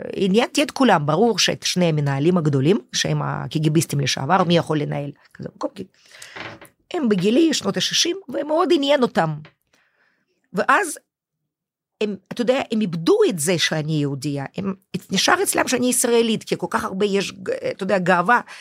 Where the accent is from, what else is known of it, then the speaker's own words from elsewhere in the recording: Moscow, Russia; Hebrew is a second language; moved away as an adult; now in Israel; אני היחידה שנולדתי במוסקבה